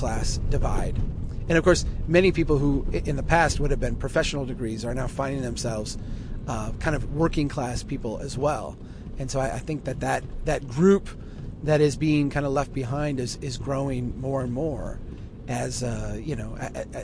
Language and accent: English; Brainerd, Minnesota, United States; Brainerd, my hometown